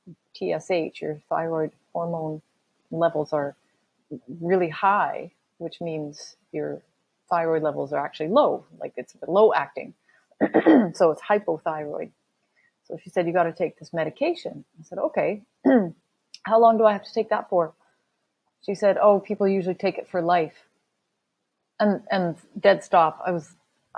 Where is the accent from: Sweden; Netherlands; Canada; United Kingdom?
Canada; I'm from Canada.